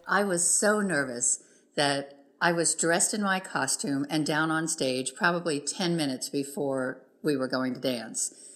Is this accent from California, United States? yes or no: no; South Florida, United States; moved away; growing up in South Florida at that time, we didn't really have access to things the way we do now